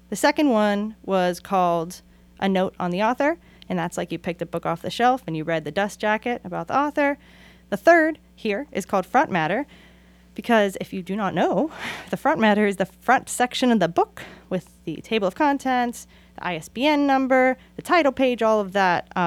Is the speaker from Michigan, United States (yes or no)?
no; Oakland, California, United States; also born or lived in Pittsburgh; And that's why I always say welcome to Oakland because I'm from Oakland and Pittsburgh